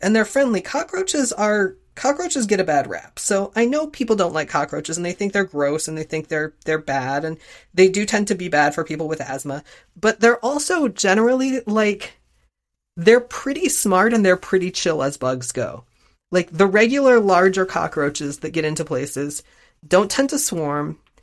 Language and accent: English; Florida, United States; we grew up in Florida